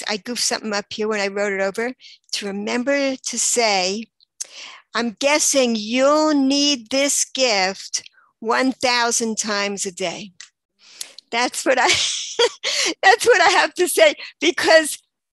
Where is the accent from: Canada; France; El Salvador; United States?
United States; New York; moved away as an adult; also born or lived in Baltimore, Maryland; now in Israel; I grew up until I was 18. I was in New York